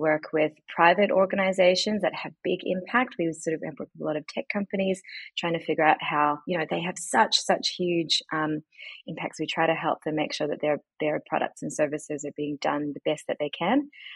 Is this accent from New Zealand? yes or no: yes; Auckland, New Zealand; moved away as an adult; also born or lived in New York / London / Byron Bay; now in Melbourne, Australia; I was born in New Zealand. Mm. So my parents had just immigrated